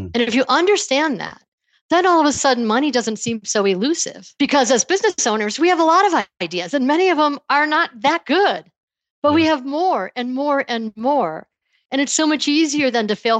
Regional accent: Buffalo, New York, United States; I grew up in the Buffalo area

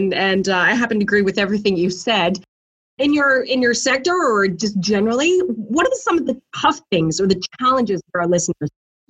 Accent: British Columbia, Canada; as Canadians, we keep exploring, and as British Columbia, we're world renowned as being supernatural.

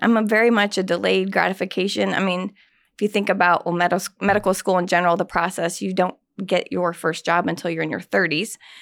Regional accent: Indianapolis, Indiana, United States; I grew up on the south side of Indianapolis

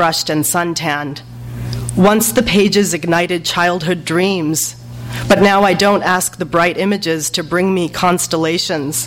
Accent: Los Angeles, California, United States; also born or lived in Pakistan; a Pakistani-American growing up in Los Angeles between two cultures

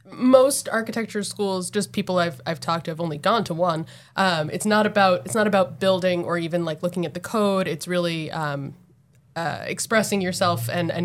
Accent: New Jersey, United States; now in Massachusetts, United States; I'm from New Jersey.

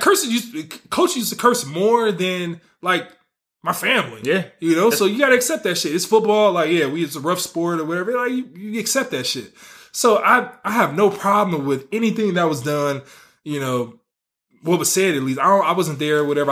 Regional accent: the Bay Area, California, United States; now in Las Vegas, United States; I'm from the Bay

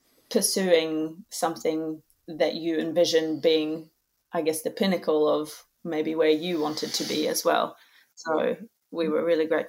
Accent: Norway; Well, obviously I'm from Norway, so that's where we are now, visiting family. Yeah, so

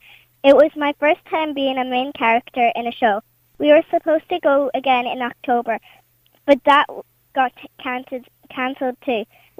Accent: Kingscourt, County Cavan, Ireland; I'm from Kingscourt, Cokehaven.

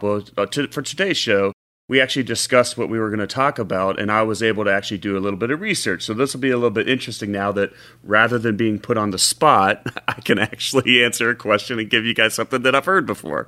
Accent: Cincinnati, Ohio, United States; I grew up in Cincinnati

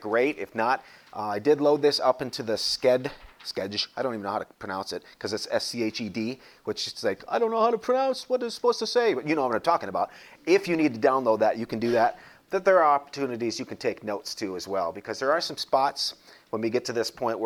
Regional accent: North Dakota, United States; now in Springfield, United States; I grew up in North Dakota, so there weren't many cities around there.

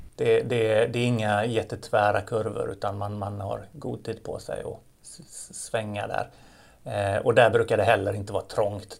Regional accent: Gothenburg, Västra Götaland, Sweden; som göteborgare, ta emot en massa människor som kommer till vår vackra stad

